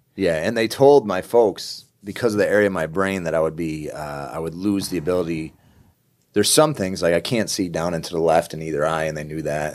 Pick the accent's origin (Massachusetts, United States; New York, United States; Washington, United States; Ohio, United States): New York, United States; upstate; I grew up in New York, right, upstate New York